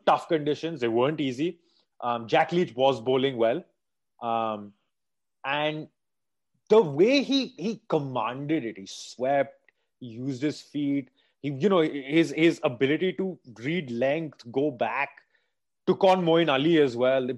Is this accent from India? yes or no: yes; India; growing up in India